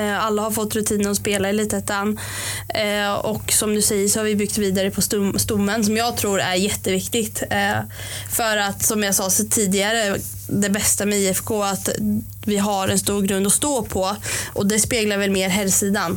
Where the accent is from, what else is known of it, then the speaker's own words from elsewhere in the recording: Norrköping, Östergötland, Sweden; jag är uppvuxen i Linde har bott där eh, sedan jag föddes eh, i princip